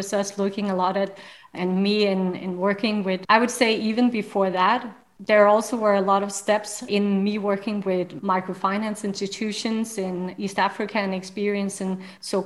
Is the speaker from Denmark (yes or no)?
yes; Denmark; I'm from Denmark